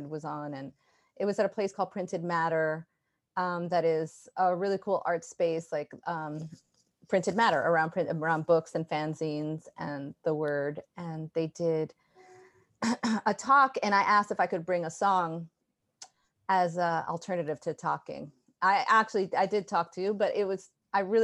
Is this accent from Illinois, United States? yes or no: no; New York City, New York, United States; also born or lived in Brooklyn; I grew up in Jamaica, Queens, and now I'm in Brooklyn. So I never really left New York.